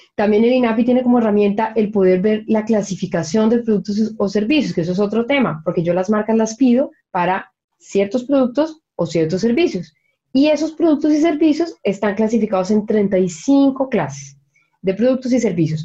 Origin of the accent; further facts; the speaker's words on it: Colombia; moved away as an adult; now in Chile; yo me acuerdo de niña en Colombia